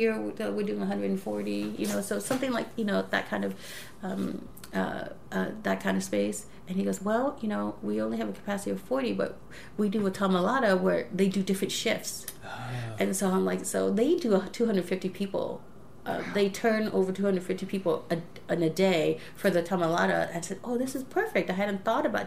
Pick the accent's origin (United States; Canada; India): United States; Los Angeles, California; LA, obviously my hometown